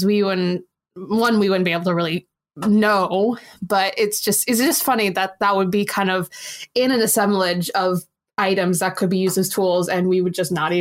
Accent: United States; accent: American

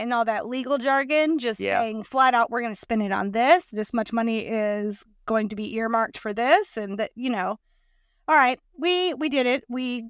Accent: Louisiana, United States; And we're from South Louisiana where everybody has a boat.

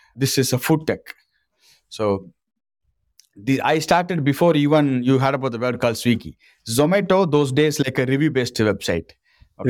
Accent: Rameswaram, Tamil Nadu, India; English is a second language; I'm originally from Rameswaram, from a small village fisherman family in government school

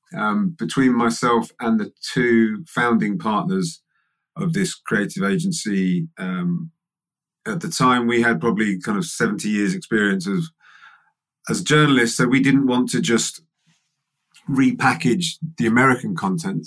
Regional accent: England, United Kingdom; I'm English

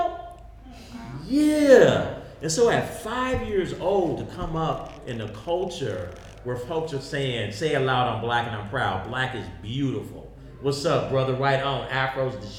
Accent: Oakland, California, United States; ran out of gas in Oakland, and my family been here ever since

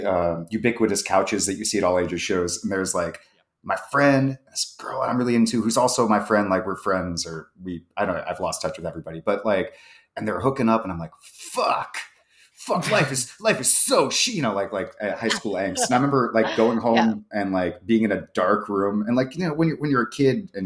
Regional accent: Paterson, New Jersey, United States; moved away; I grew up in New Jersey, like 40 minutes from New York

